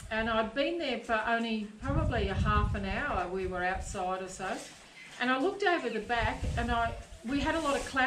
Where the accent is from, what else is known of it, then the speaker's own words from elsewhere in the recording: Gympie, Queensland, Australia; I'm from Gympie Way. I lived out on a property outside Gympie